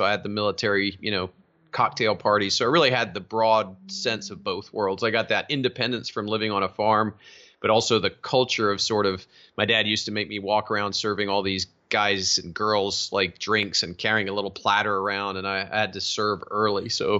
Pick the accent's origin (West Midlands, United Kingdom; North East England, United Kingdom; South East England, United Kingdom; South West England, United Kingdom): South East England, United Kingdom; So yeah, I was raised overseas in Surrey, England.